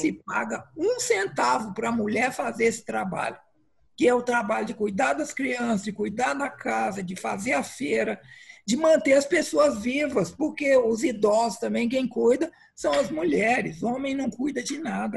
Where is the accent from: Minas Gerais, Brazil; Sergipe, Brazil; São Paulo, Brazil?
Minas Gerais, Brazil; moved away; lá em Minas, de onde eu venho